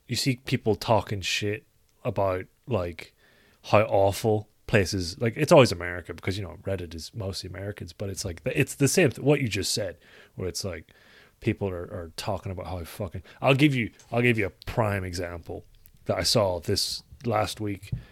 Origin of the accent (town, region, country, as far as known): Ireland